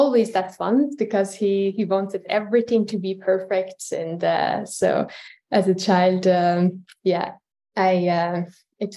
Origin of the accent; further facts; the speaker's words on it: Tehran, Tehran Province, Iran; moved away as an adult; now in Luxembourg; I'm originally from Iran. I was born in Tehran. And I left Iran about 11 years ago in 2012